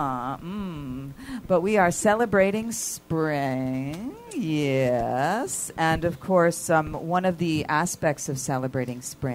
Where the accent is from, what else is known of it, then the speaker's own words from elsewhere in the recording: East Coast, United States; now in Los Angeles, United States; I'm from the East Coast.